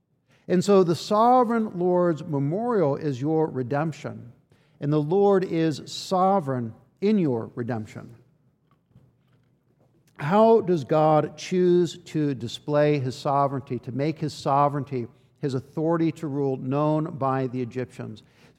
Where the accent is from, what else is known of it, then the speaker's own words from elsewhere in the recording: Washington, D.C. area, United States; I spent a big chunk of my life growing up outside of Washington, D.C., which is full of memorials